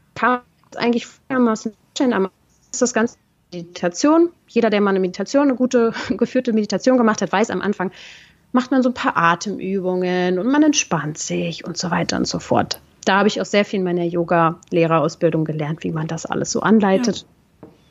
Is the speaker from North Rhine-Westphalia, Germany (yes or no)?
no; Berlin, Germany; aus Berlin, wo ich herkomme